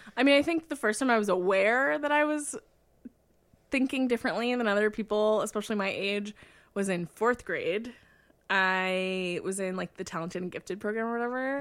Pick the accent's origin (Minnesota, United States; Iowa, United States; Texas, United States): Iowa, United States; born or raised there